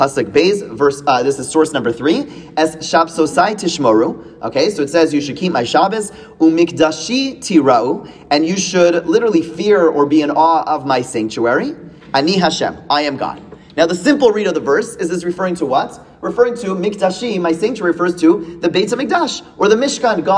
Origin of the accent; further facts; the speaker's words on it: Canada; moved away; as a Canadian